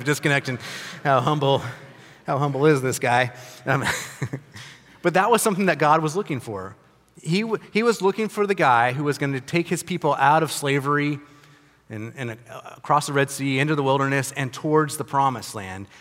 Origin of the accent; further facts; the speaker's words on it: United States; I'm an American. I'm a privileged American